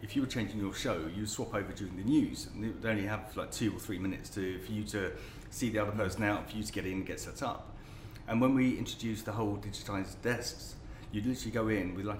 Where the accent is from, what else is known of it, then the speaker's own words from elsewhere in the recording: London, United Kingdom; moved away as an adult; I was born in northwest London. I was born in Kingsbury, northwest London.